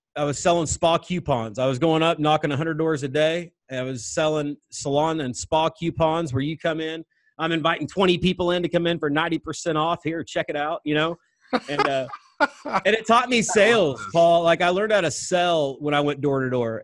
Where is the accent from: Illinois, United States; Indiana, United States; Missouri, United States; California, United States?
Missouri, United States; Northwest; I grew up in Northwest Missouri